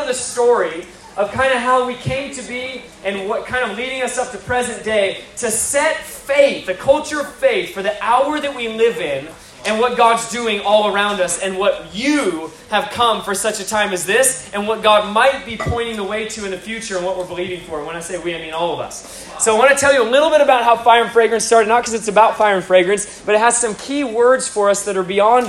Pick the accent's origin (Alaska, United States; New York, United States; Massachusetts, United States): Alaska, United States; moved away as an adult; I came from Alaska